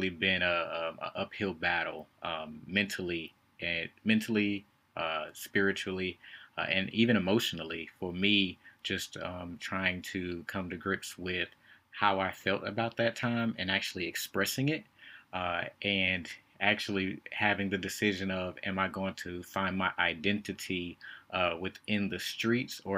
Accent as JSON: {"language": "English", "town": "Winston-Salem", "region": "North Carolina", "country": "United States", "tie": "born or raised there", "said": "I lived, born and raised in Winston-Salem"}